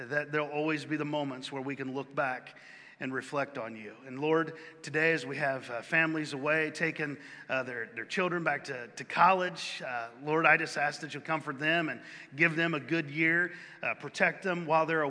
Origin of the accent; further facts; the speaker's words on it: near Bland, Virginia, United States; moved away; I was born a few miles from Bland, Virginia